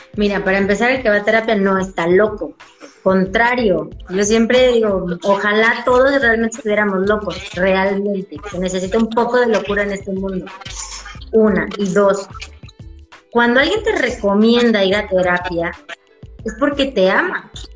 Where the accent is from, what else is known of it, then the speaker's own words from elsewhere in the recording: Tabasco, Mexico; Nosotros como mexicanos, y más en el estado de Tabasco